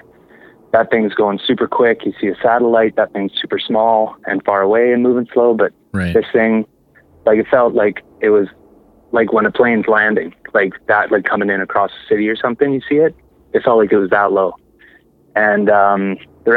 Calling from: Summerland, British Columbia, Canada; I'm calling from Summerland

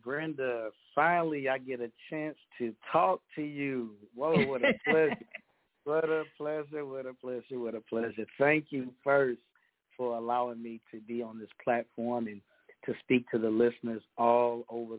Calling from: Texas, United States; I am calling from the Lone Star State, Texas, the greatest state in the United States on this mainland.

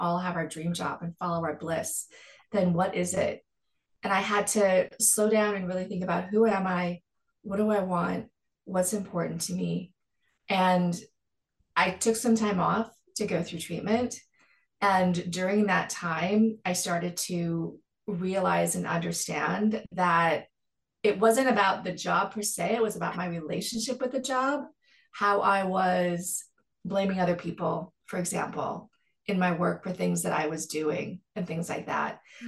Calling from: Los Angeles, California, United States; Los Angeles, California, where it's sunny and gorgeous.

